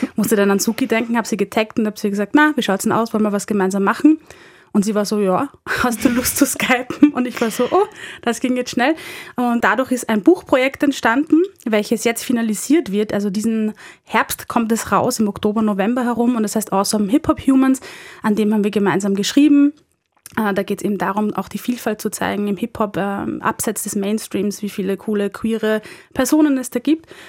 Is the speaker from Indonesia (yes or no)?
no; Linz, Upper Austria, Austria; moved away as an adult; now in Vienna, Austria; bin ähm, Wienerin, komme ursprünglich aus Oberösterreich, um genau zu sein aus Linz und lebe seit fünf Jahren in Wien